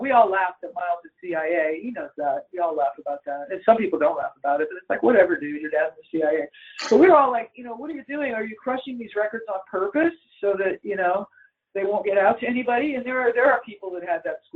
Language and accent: English; Los Angeles, California, United States; I'm born in Hollywood, California